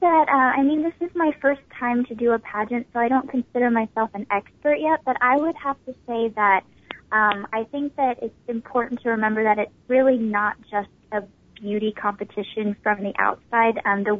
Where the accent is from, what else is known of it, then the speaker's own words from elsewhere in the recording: Little Rock, Arkansas, United States; That is correct. Yes, I am from Arkansas.